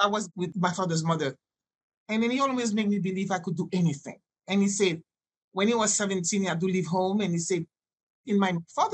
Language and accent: English; Haiti; first language French; English is a second language; moved away as an adult; also born or lived in New York / Mexico / Jamaica / California; I grew up speaking Haitian and French